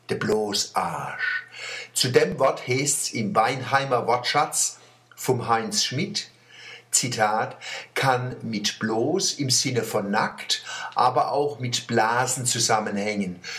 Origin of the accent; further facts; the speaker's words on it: Buchen, Baden-Württemberg, Germany; born there; Ich bin übrigens in Buche geboren. Buche soll im Mittelalter mal belagert worden sein.